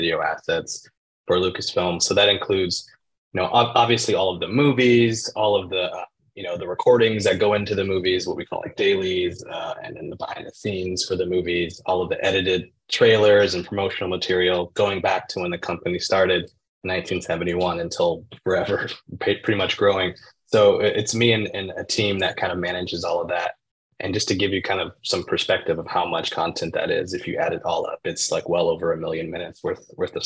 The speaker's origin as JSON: {"language": "English", "town": "Oakland", "region": "California", "country": "United States", "tie": "born or raised there", "said": "growing up in Oakland, where I am now"}